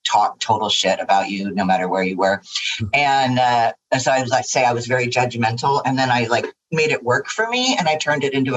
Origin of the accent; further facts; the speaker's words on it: Los Angeles, California, United States; also born or lived in New York / London; I grew up in Pacific Palisades, which was a lot different in the 70s than it is now